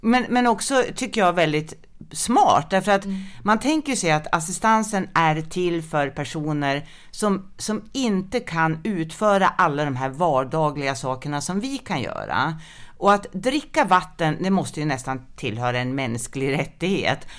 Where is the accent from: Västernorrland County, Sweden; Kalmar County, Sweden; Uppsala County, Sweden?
Västernorrland County, Sweden; Sundsvall; moved away as an adult; also born or lived in Skåne; jag kommer ursprungligen från Sundsvall